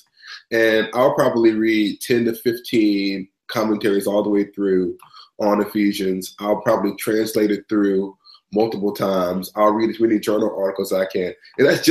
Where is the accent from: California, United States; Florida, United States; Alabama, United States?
Alabama, United States; Huntsville; now in Rochester, United States; I'm from Huntsville, Alabama. I was raised in the Black Baptist Church in the South.